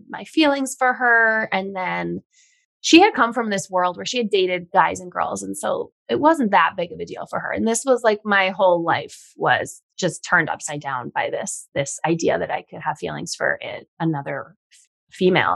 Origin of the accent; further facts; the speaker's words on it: Long Island, New York, United States; also born or lived in Los Angeles, United States; now in Hudson Valley, United States; all my friends are in New York and my family, I'm from Long Island